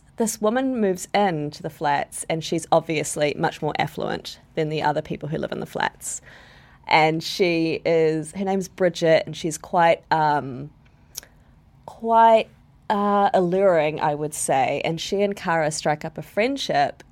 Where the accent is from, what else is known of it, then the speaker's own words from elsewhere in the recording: Wellington, New Zealand; I grew up in Newtown